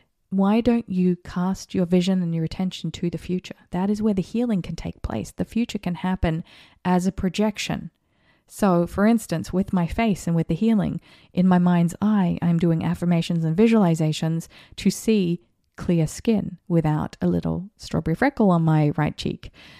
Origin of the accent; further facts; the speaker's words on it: Australia; And I saw this happen as an Australian, when I was an Australian, during the times of the election